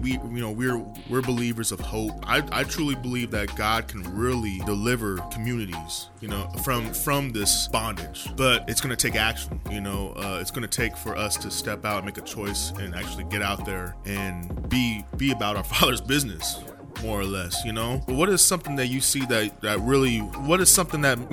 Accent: North Highlands, California, United States; I grew up in Highlands, like North Highlands area

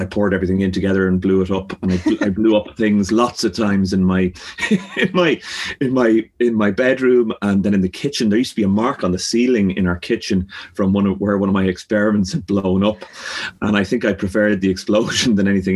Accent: Dublin, Leinster, Ireland; growing up in Clontarf, we have a bird sanctuary beside us.

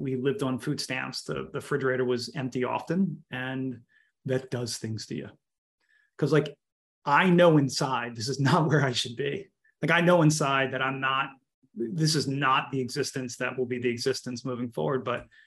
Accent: Baltimore, Maryland, United States; I grew up in Baltimore

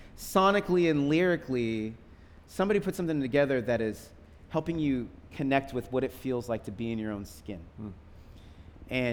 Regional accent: Seattle, Washington, United States; I grew up in Seattle with …

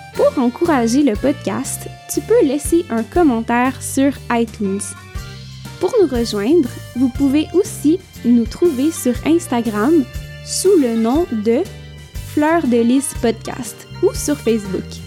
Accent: Quebec, Canada; je viens du Québec

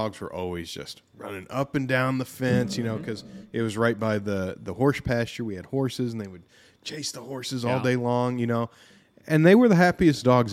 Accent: Southern Indiana, United States; I'm from Southern Indiana, but, you know, I lived on a farm

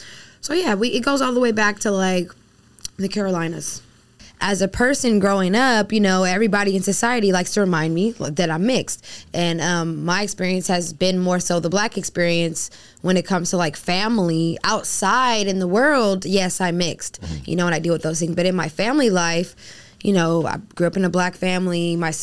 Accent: Bahamas; born there; So I was born in the Bahamas. My mom's dad's from the Bahamas. My mom's born in the Bahamas.

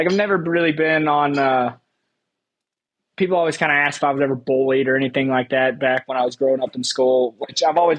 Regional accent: Tennessee, United States; moved away; I'm from Tennessee, Patriot State of shooting shit

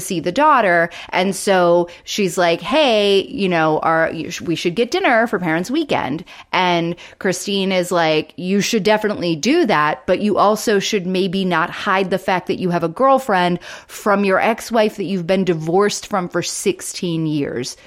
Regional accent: the South, United States; I grew up in the South

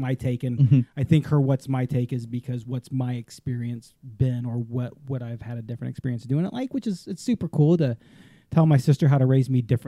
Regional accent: Tennessee and Alabama, the South, United States; moved away; also born or lived in Texas; We grew up in Tennessee and Alabama until the early 80s.

